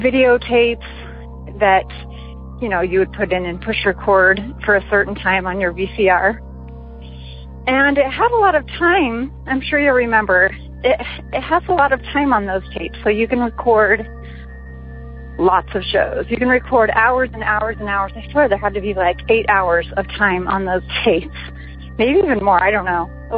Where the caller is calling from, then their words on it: Las Vegas, Nevada, United States; I'm calling in from Las Vegas, Nevada.